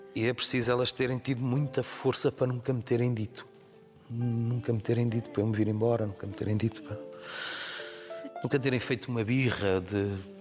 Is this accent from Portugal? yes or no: yes; Amadora, Lisbon, Portugal; Muitos amigos lá na rua são aqueles que cresceram comigo da minha infância, as vidas acabaram por nos separar, mas cada vez que lá vou e que me cruzo com eles, ainda há o mesmo café que era a Ginginha. Nós crescemos naquela rua na Estrada da Damaia.